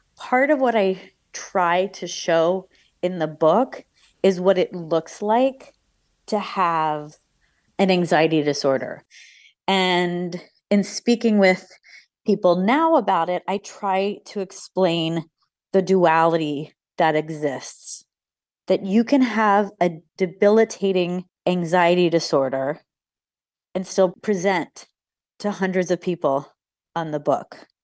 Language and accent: English; United States; an American woman